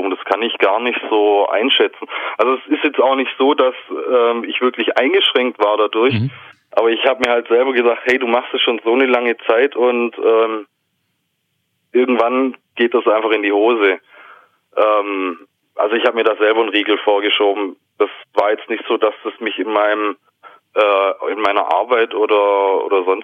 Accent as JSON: {"language": "German", "region": "Baden-Württemberg", "country": "Germany", "said": "Preis-Leistungs-Verhältnis einfach. Bin halt Schwabe."}